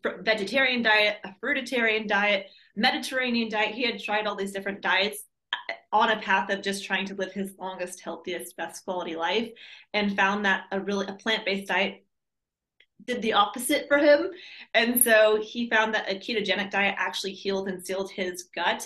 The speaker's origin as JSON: {"language": "English", "town": "San Diego", "region": "California", "country": "United States", "tie": "born or raised there", "also_born_or_lived": "Minnesota / Maui, Hawaii", "moved": "as an adult", "said": "I was born and raised in San Diego, California"}